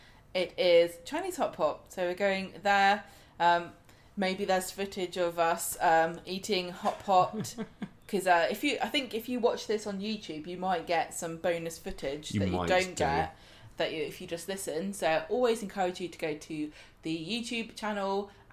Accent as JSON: {"language": "English", "town": "Southampton", "region": "South East England", "country": "United Kingdom", "tie": "born there", "said": "I was born in Princess Anne Hospital."}